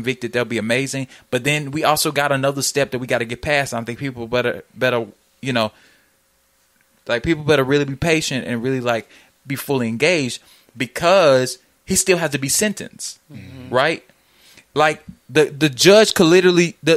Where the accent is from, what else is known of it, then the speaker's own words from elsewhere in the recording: Jackson, Mississippi, United States; My mother has worked for the Jackson Police Department in my hometown for the last 15 years. Jackson. City of Soul.